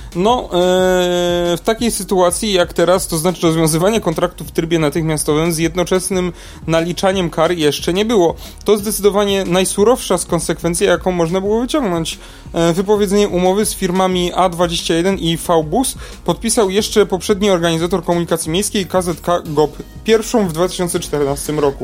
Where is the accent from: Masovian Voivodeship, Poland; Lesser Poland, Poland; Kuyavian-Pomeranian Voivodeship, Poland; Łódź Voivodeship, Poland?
Lesser Poland, Poland; Kokotów; z mojej wsi